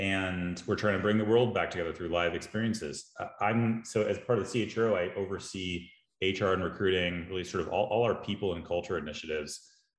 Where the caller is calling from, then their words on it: Austin, Texas, United States; I am in Austin, Texas, at my house, it's a lovely day.